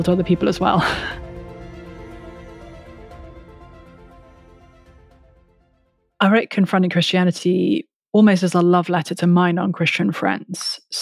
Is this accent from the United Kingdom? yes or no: yes; London, United Kingdom; I come from the UK. I was born and raised in England, lived most of my childhood and adolescence and teenage years in London